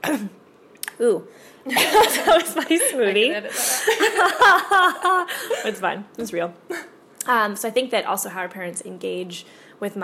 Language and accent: English; Canada; also born or lived in Whitehorse, Yukon / Nelson, British Columbia; We grew up in White Horse in a little cabin